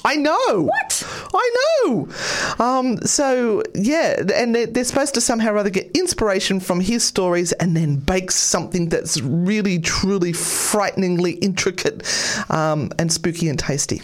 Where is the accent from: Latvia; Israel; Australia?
Australia; I'm Australian